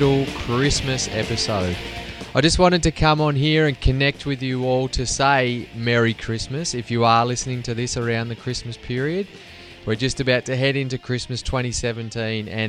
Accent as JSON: {"language": "English", "country": "Australia", "tie": "born or raised there", "moved": "yes", "lives_now": "Sweden", "said": "growing up in Australia"}